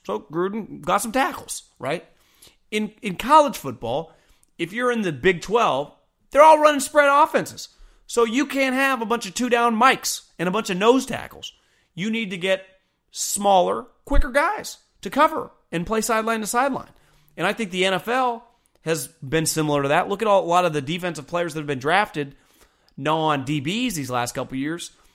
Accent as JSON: {"language": "English", "town": "Davis", "region": "California", "country": "United States", "tie": "born or raised there", "also_born_or_lived": "Bay Area, California", "said": "I grew up in Davis, California"}